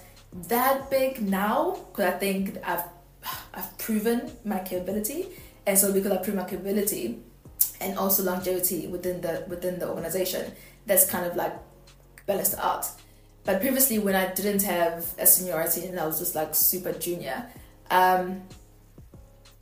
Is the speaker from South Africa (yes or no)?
yes; South Africa; I'm black and I'm South African